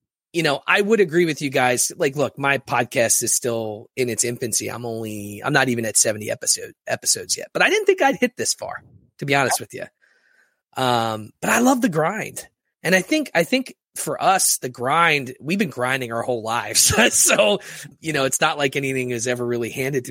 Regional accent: Philadelphia, Pennsylvania, United States; I'm from Philadelphia

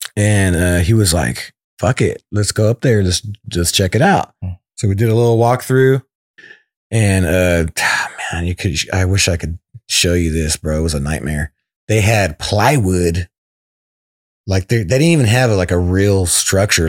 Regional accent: West Sacramento, California, United States; I'm from West Sac, so it's it's only like 15 minutes away

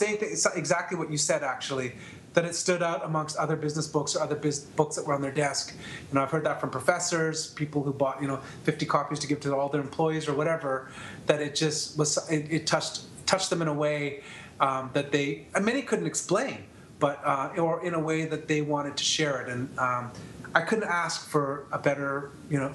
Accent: Canada; I'm from Canada

